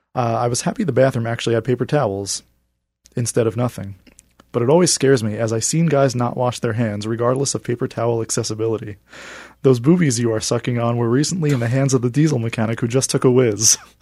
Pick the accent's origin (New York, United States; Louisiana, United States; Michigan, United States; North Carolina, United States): New York, United States; moved away; I'm originally from New York